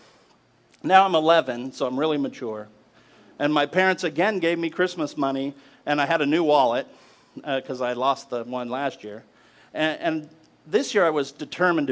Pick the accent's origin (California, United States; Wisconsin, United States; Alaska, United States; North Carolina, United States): Alaska, United States; When I was 10 years old, growing up in Alaska